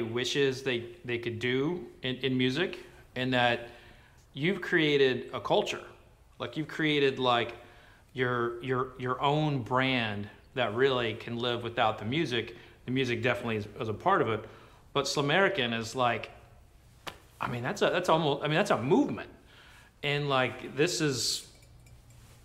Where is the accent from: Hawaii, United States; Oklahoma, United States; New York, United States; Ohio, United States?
Oklahoma, United States; I grew up in Oklahoma